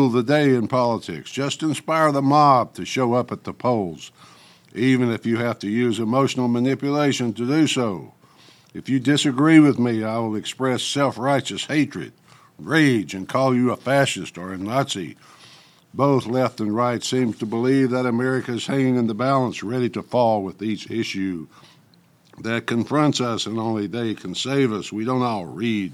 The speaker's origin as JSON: {"language": "English", "town": "Memphis", "region": "Tennessee", "country": "United States", "tie": "born or raised there", "said": "my hometown Memphis Commercial Appeal newspaper"}